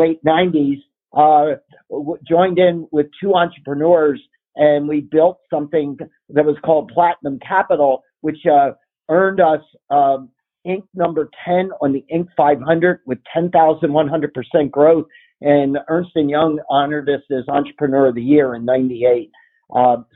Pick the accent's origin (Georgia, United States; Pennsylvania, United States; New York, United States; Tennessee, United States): Pennsylvania, United States; Philadelphia; moved away as an adult; also born or lived in California; On the East Coast, which is where I grew up in the Philly area.